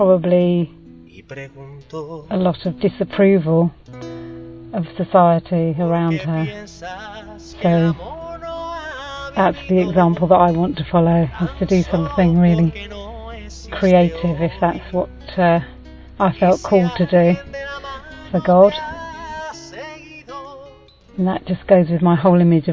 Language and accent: English; England, United Kingdom; from England.